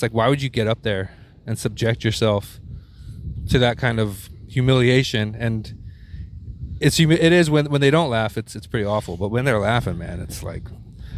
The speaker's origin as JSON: {"language": "English", "town": "Houston", "region": "Texas", "country": "United States", "tie": "born or raised there", "moved": "yes", "said": "a scared Jewish little white kid growing up in Houston, Texas"}